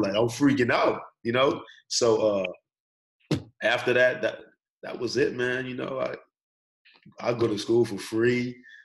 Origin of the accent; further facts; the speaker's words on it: Nassau, New Providence, Bahamas; accent: Bahamian; moved away as an adult; now in United States; I'm from Nassau, Bahamas. My accent come and go